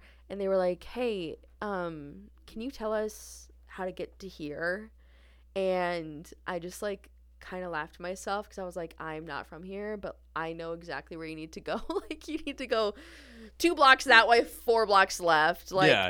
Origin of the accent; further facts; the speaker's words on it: Minnesota, United States; I'm from Minnesota.